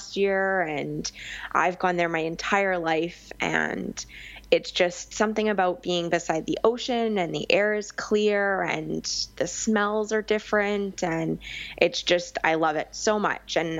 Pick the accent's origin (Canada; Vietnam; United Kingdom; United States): Canada; Victoria, British Columbia; moved away as an adult; also born or lived in Vancouver Island; now in Vancouver, Canada; Because I grew up in Victoria